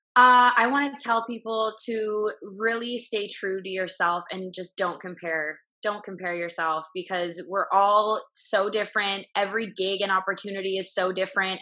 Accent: Vancouver, British Columbia, Canada; now in Los Angeles, United States; I'm from Canada, Vancouver.

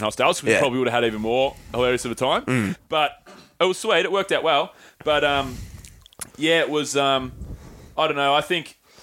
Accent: Australia; Apologies for being Australian

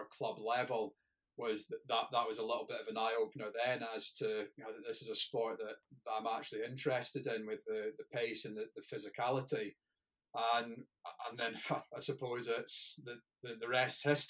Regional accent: Scottish Borders, Scotland, United Kingdom; I grew up in the Scottish borders.

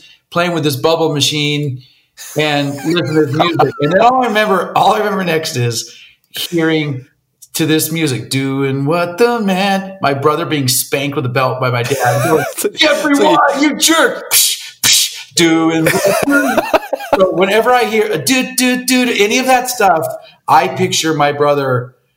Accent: Coronado, California, United States; now in Pasadena, United States; I grew up down in San Diego in Coronado, it's called

